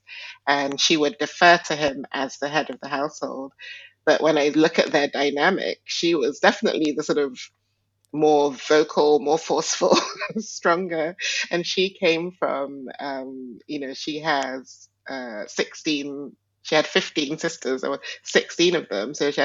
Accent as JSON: {"language": "English", "country": "Nigeria", "tie": "born or raised there", "said": "I was born in Nigeria, and Nigeria is definitely a patriarchal culture. And also, my ethnic group is Igbo"}